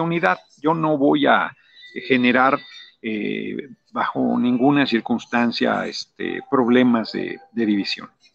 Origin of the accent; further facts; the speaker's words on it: Mexico City, Mexico; also born or lived in Morelos; yo nací en el DF